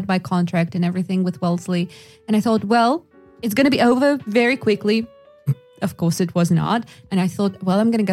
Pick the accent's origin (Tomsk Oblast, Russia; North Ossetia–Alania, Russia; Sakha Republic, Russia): Sakha Republic, Russia; Yakutsk; English is a second language; moved away as an adult; now in United States; when I was leaving Yakutsk, my hometown